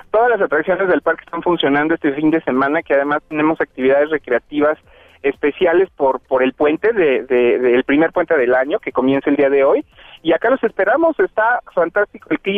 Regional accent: State of Mexico, Mexico; somos mexiquenses

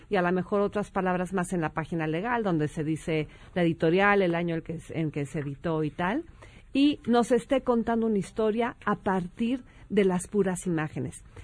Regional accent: Mexico; Bueno, te puedo decir que ya en, este, este, tono de palabras, sí, siendo mexicano

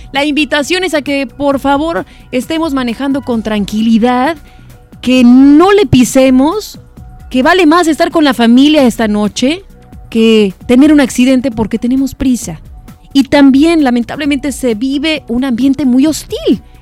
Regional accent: Mexico

